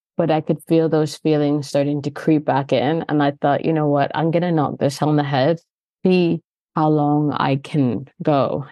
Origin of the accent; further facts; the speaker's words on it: Canada; moved away as an adult; now in London, United Kingdom; I'm Canadian, so I've lived here for twenty years